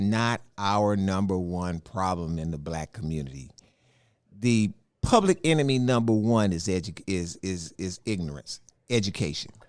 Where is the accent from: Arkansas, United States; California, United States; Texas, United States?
Texas, United States; Houston; I was born in Fifth Ward, you know, which is all black community, and I was born in a all black hospital